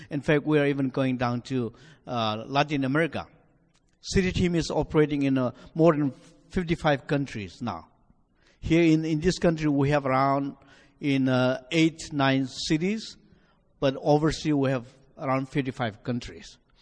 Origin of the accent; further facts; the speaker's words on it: Nagaland, India; now in United States; I'm originally from India, you know, from my accent, uh, from northeastern part of India, a state called Nagaland